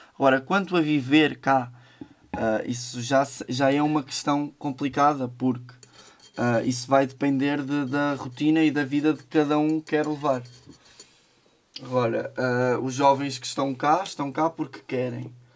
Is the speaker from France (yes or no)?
no; Manhouce, Viseu, Portugal; é a minha terra, tenho, tenho cá a minha família, foi cá que eu cresci.